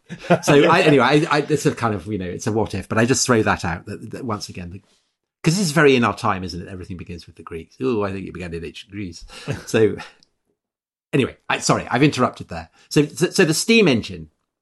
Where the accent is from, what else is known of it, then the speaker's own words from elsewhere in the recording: South West England, United Kingdom; as a Southerner. Bruton and Bath.